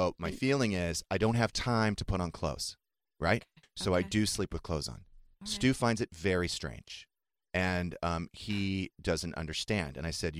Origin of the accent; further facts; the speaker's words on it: Southern California, United States; I grew up in Southern California.